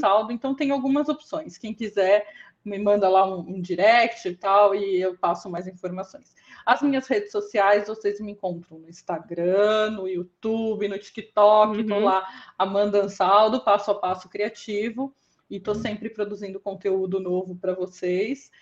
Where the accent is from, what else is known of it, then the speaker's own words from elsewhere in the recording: São Paulo, Brazil; eu sou da zona sul de São Paulo